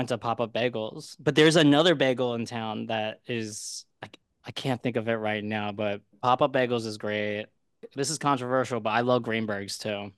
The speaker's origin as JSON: {"language": "English", "town": "Philadelphia", "region": "Pennsylvania", "country": "United States", "moved": "yes", "lives_now": "New York City, United States", "said": "I'm from Philly."}